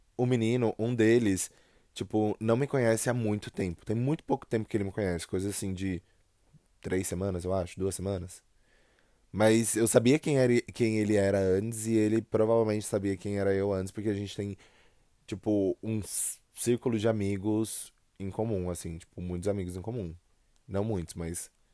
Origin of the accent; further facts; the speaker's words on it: São Paulo, Brazil; accent: paulista; Eu sou de São Paulo. Né? Eu sou do estado de São Paulo, moro na região metropolitana